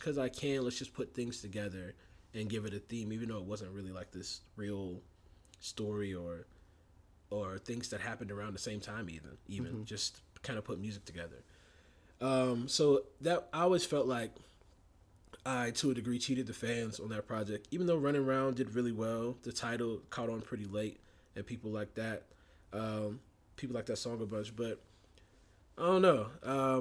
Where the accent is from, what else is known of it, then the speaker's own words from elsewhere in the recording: Warner Robins, Georgia, United States; We grew up in Warner Robins, Georgia together